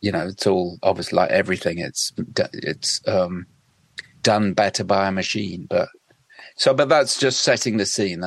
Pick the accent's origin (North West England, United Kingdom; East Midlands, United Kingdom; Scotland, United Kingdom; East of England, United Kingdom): East of England, United Kingdom; West Suffolk; moved away; also born or lived in London; I grew up in West Suffolk, which is it's kind of like the Wild West